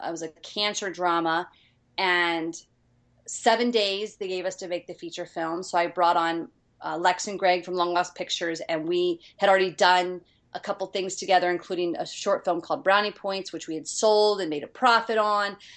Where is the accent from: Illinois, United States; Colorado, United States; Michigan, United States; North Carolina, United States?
Illinois, United States; East St. Louis; moved away as an adult; also born or lived in New York; now in Los Angeles, United States; I grew up in East St. Louis, which is very much um, I, I, always call it ghetto country